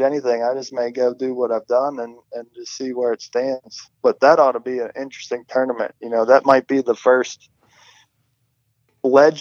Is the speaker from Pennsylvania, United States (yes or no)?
yes; Pittsburgh, Pennsylvania, United States; I grew up here in Pittsburgh.